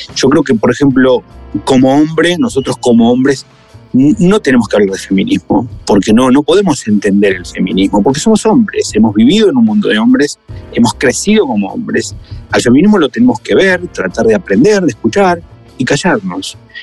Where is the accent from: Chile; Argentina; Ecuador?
Argentina; now in Mexico; aunque yo sea argentino